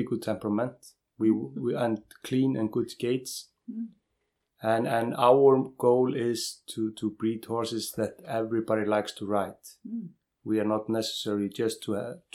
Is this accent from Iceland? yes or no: yes; area between Gullfoss and Geysir, Southern Region, Iceland; I'm raised up here in the area of between Gullfoss and Geysir